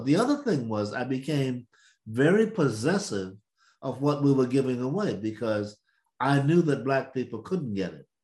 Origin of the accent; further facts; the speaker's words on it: the South, United States; I'm from the South